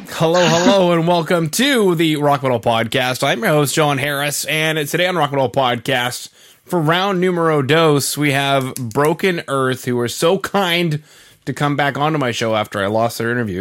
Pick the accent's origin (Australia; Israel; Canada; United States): Canada; central Canada; now in Western Canada, Canada; originally I'm from Central Canada, and now I live in yeah. Western Canada.